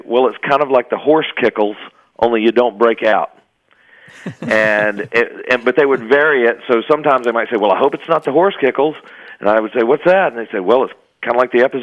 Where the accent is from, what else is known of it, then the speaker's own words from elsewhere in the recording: North Carolina, United States; now in Fort Worth, United States; I grew up in North Carolina